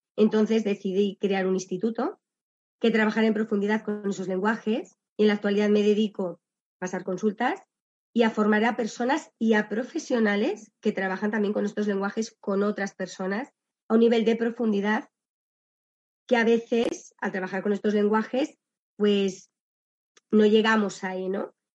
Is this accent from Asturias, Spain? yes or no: no; Valladolid, Castile and León, Spain; yo estudié en, la, en el colegio de la Salle, la Virgen de Lourdes de Valladolid